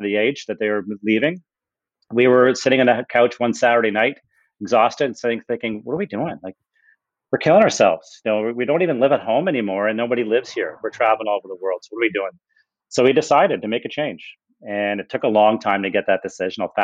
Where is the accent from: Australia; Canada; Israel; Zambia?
Canada; Ontario; moved away as an adult; also born or lived in Toronto; we were both born and raised in Ontario